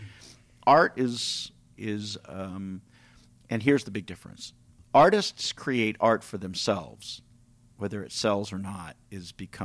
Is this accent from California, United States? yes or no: yes; California, United States; moved away; I'm from California originally